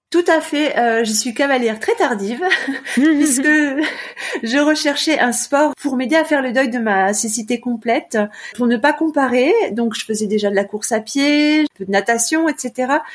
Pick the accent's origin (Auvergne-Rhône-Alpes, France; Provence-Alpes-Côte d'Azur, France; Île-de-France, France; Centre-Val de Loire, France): Auvergne-Rhône-Alpes, France; Annecy; moved away as an adult; also born or lived in Lyon; now in Clermont-Ferrand, France; je suis originaire d'Annecy, de Haute-Savoie.